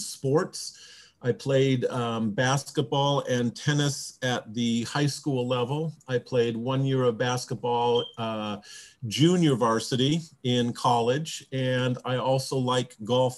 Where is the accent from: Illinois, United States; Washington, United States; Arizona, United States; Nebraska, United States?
Washington, United States; Bellevue; I'm from Bellevue